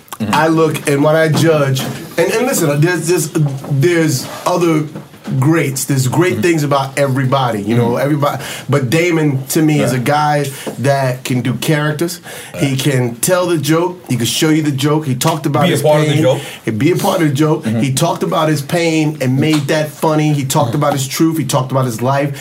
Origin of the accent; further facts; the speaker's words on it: New York City, New York, United States; I'm from Manhattan